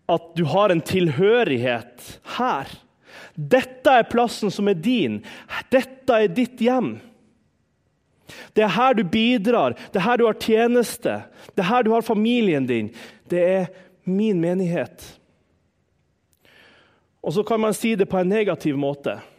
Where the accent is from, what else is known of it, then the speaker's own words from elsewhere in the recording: Harstad, Troms, Norway; Hjemme i Harstad så, Jeg har jo fortalt en del om bestemor. Bestemor var en sånn åndelig mor for meg.